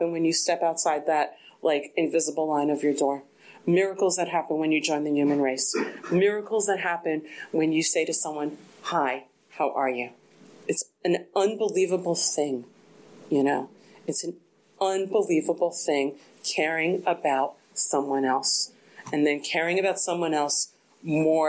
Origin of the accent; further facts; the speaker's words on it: East Coast, United States; moved away; I'm from the East Coast